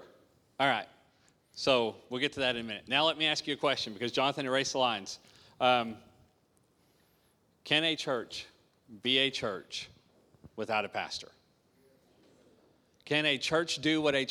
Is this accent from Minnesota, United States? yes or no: no; Arkansas, United States; moved away as an adult; I'm from Arkansas. Arkansas